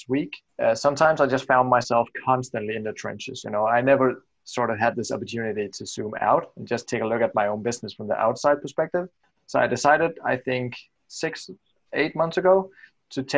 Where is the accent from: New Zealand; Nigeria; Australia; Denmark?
Denmark; I'm from Denmark and I create websites for the US traffic or US visitors